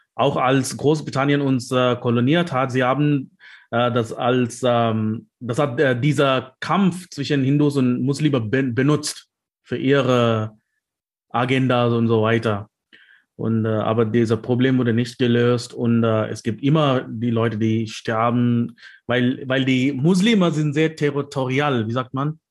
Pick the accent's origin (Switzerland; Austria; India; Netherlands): India; South India; German is a second language; now in Leipzig, Germany; ich komme aus Südindien